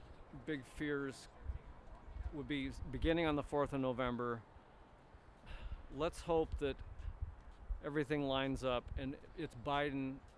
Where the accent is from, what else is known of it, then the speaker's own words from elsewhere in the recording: Chicago, Illinois, United States; as a Chicagoan